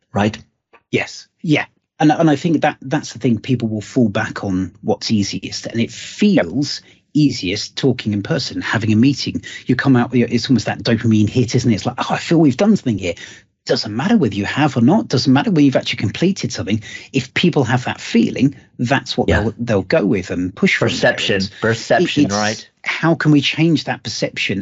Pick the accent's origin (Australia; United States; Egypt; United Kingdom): United Kingdom; being British